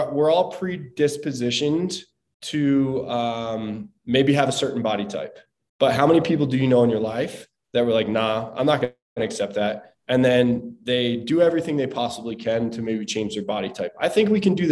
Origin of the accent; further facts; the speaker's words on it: Southern New Jersey, United States; I'm from the East Coast, from Southern New Jersey, and we did a lot of stuff growing up